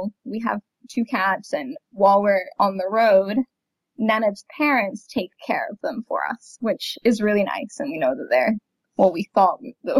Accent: Florida, United States; also born or lived in London; my hometown in Florida.

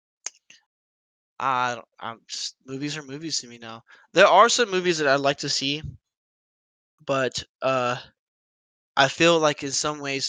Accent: Dallas, Texas, United States; I grew up in South Oak Cliff

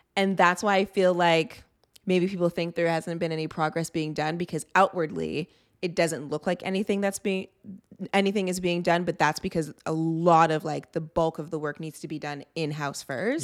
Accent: Toronto, Ontario, Canada; I grew up in the G T

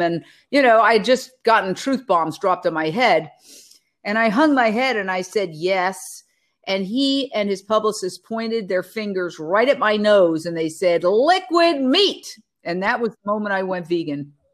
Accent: New York City, New York, United States; now in Los Angeles, United States; Born and raised in Manhattan, I grew up, uh, right across the street from Carnegie Hall

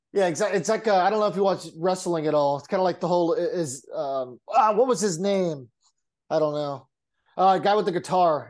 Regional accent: San Diego, California, United States; growing up in San Diego, my dad being a Padres fan

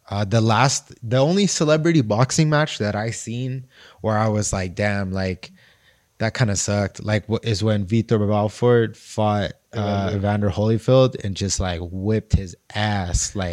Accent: United States; I'm from America.

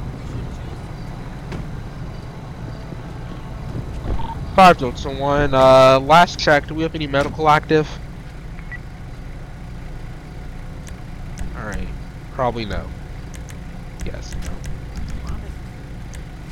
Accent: North Carolina, United States; I'm from North Carolina, so we have troops here

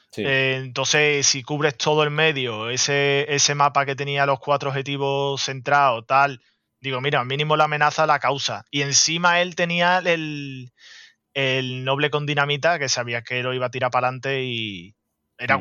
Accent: Andalusia, Spain; como buen andaluz

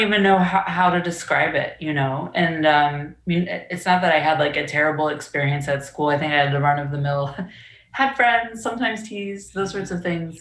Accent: Orange County, Virginia, United States; growing up in Orange, I definitely felt um, different

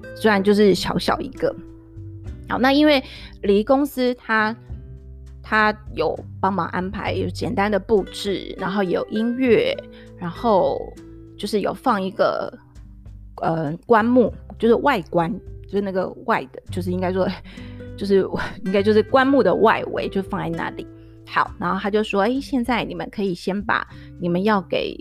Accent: Tainan, Taiwan; also born or lived in Taipei; 因为我是台南人

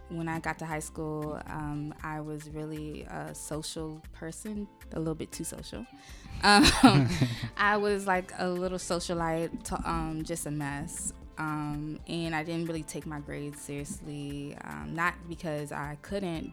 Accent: Laurel, Maryland, United States; also born or lived in Brooklyn, New York; I was born in New York, Brooklyn, New York. Grew up in the DMV area, specifically Laurel.

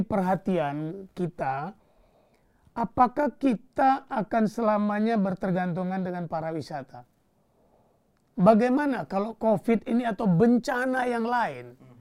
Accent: Bali, Indonesia; sebagai orang Bali

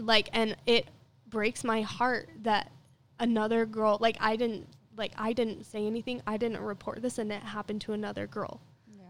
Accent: Ogden, Utah, United States; I'm from Ogden

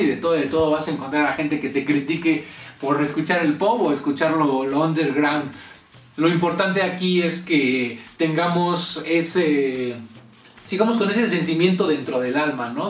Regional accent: Mexico; aquí en México, que es como lo irónico, ¿no? Que somos mexicanos orgullosos de nuestras raíces

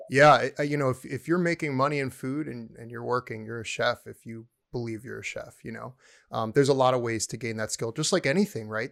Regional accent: the DC area, Maryland, United States; moved away as an adult; also born or lived in Pittsburgh; now in Texas, United States; I was born and raised in the D C area, in Maryland

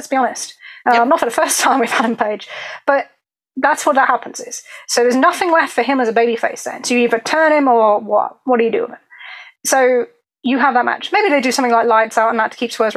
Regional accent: England, United Kingdom; I'm very English.

